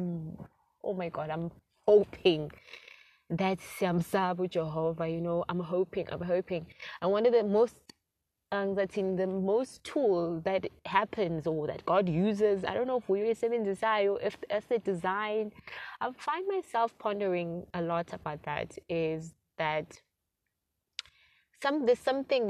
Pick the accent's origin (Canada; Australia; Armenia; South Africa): South Africa; a South African black girl